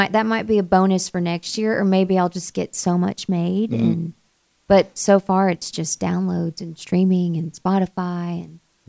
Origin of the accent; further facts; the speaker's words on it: Sevierville, Tennessee, United States; also born or lived in Goodlettsville, Tennessee; I grew up in East Tennessee, where Dolly Parton's from. Right smack dab where Dolly Parton is from is where I'm from.